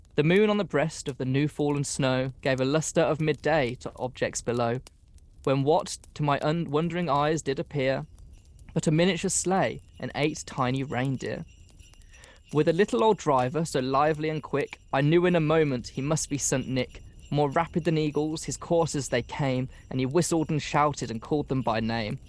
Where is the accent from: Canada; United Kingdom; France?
United Kingdom; England